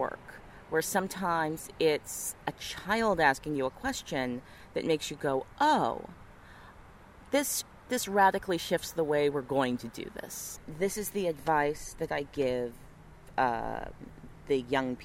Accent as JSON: {"language": "English", "town": "Missoula", "region": "Montana", "country": "United States", "tie": "born or raised there", "also_born_or_lived": "Memphis, Tennessee", "moved": "yes", "said": "I was born in Memphis, Tennessee, but I was raised in Missoula, Montana"}